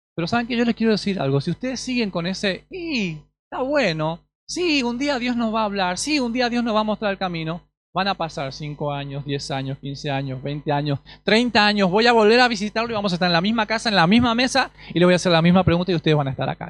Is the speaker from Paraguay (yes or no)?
yes; Paraguay; also born or lived in Asunción, Paraguay; now in Argentina; hace 12 años que estoy en, Argentina, soy paraguayo